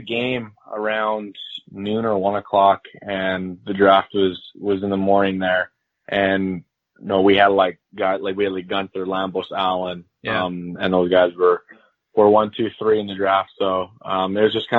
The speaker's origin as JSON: {"language": "English", "town": "Regina", "region": "Saskatchewan", "country": "Canada", "tie": "born or raised there", "also_born_or_lived": "Columbus, Ohio", "said": "I'm from Regina, Saskatchewan, but I was born in Columbus, Ohio. And my dad played hockey, and I spent my whole life in Regina, basically"}